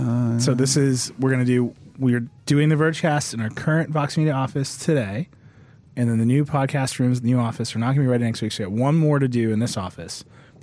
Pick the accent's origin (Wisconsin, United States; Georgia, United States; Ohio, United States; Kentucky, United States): Wisconsin, United States; moved away; I grew up like in Wisconsin.